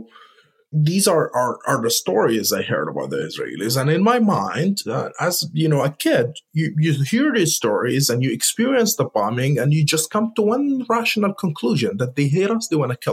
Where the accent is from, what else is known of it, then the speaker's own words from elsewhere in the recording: Gaza, Gaza Strip, Palestine; moved away as an adult; also born or lived in Ramallah, West Bank; now in United States; kid growing up in Gaza